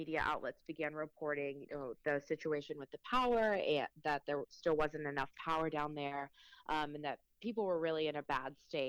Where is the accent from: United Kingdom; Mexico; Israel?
Mexico; the Spanish that I'm used to is Mexico, is based in Mexico. I'm Mexican. I was born in Mexico.